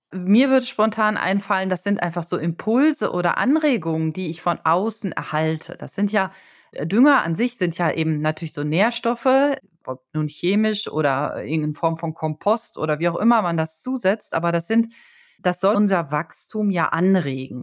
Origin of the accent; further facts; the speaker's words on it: Germany; als Deutscher